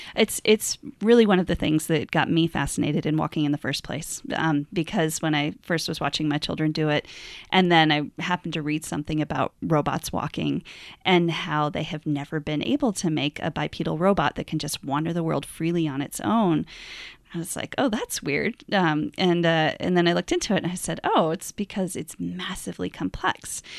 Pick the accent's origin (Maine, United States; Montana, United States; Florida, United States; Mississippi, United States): Montana, United States; I'm from Montana